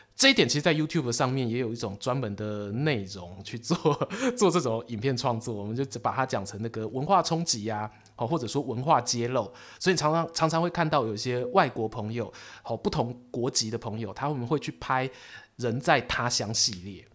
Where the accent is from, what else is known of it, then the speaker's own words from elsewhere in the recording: Taiwan; 我们台湾人